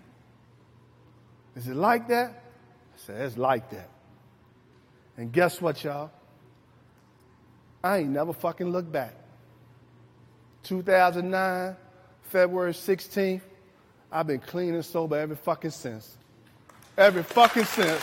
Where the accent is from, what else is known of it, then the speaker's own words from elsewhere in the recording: Richmond, Virginia, United States; I grew up in Jackson Ward